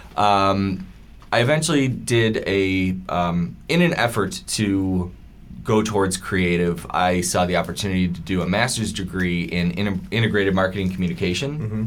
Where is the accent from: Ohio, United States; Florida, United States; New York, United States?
New York, United States; Buffalo; moved away; growing up in Buffalo